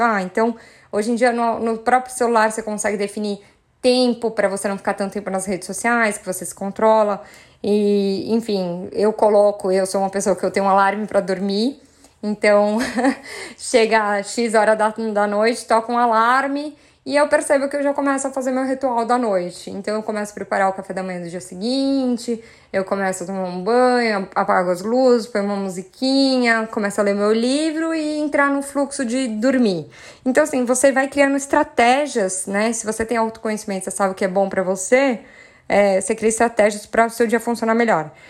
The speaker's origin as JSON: {"language": "Portuguese", "region": "São Paulo", "country": "Brazil", "said": "Sou paulistana"}